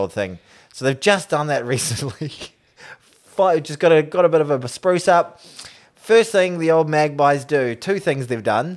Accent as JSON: {"language": "English", "country": "New Zealand", "said": "as a New Zealander, as an All Black fan"}